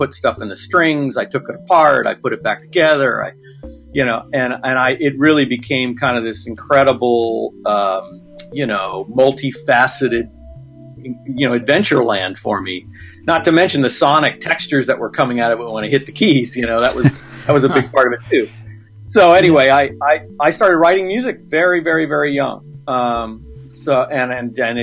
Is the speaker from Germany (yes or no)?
no; San Francisco Bay Area, California, United States; I grew up in the San Francisco Bay Area. I was born and raised just north of the Golden Gate Bridge, and I live there now.